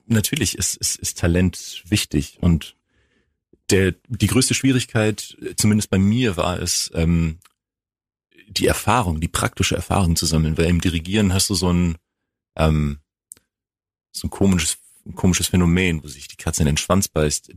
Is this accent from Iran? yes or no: no; Greece; also born or lived in Bremerhaven; now in Freiburg, Germany; ich komme aus Griechenland